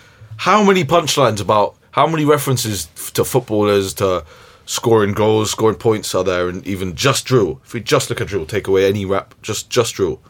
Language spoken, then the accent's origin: English; England, United Kingdom; maybe that's just because we're English, innit?